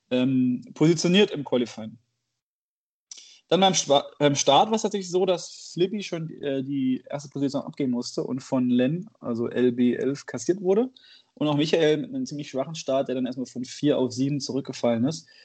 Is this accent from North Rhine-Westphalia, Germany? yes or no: yes; Bonn, North Rhine-Westphalia, Germany; Bin Bonner. Bin, bin Bonner